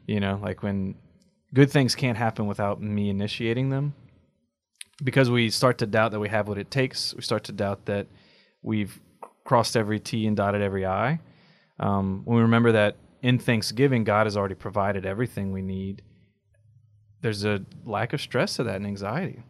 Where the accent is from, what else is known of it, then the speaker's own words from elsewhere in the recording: United States; as American Catholics, our biggest dis-, disadvantage is our expectation of work and output.